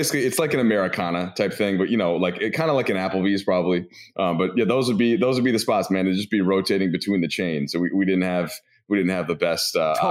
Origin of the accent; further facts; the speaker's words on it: Minneapolis, Minnesota, United States; moved away; I grew up in suburban Minneapolis, which at the time was nothing but chains.